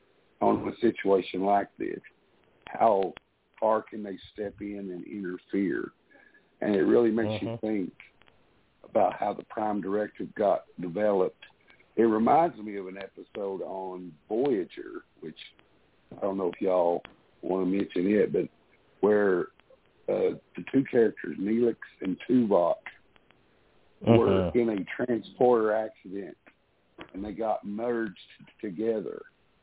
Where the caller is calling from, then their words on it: Tennessee, United States; I'm calling you from Tennessee.